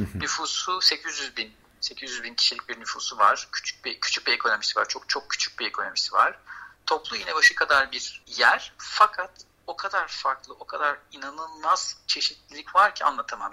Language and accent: Turkish; Istanbul, Turkey; moved away as an adult; also born or lived in Strasbourg, France; now in Réunion, France; Ben e, İstanbul doğumluyum. İstanbul'da Fransız Lisesi, Saint Bernard Fransız Lisesi'ni bitirdikten sonra e, Strasbourg'a başvurum yaptım.